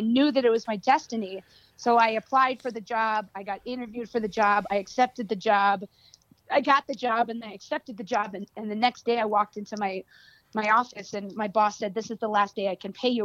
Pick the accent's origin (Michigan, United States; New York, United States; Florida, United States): New York, United States; New York City; I was raised in in New York City